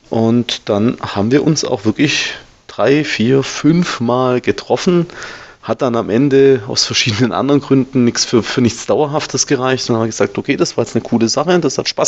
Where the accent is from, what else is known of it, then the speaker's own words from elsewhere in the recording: Baden-Württemberg, Germany; Also ich bin ja, bin ja Schwabe, ne? Die Schwaben sind ja nicht ganz zu Unrecht knausrig.